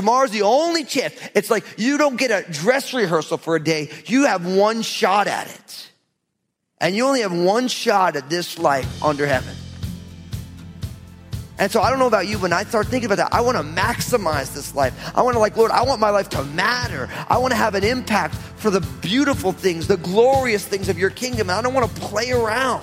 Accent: New Jersey, United States; I'm from Jersey.

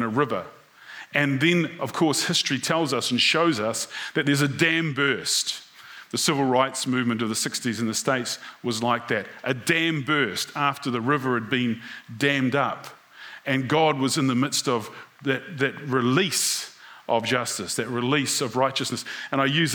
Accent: New Zealand; being a New Zealander

